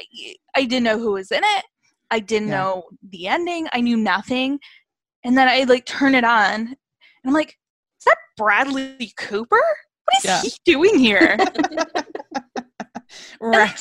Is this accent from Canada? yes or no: yes; Canada; because I am Canadian, I didn't grow up with, you know, the ABC Family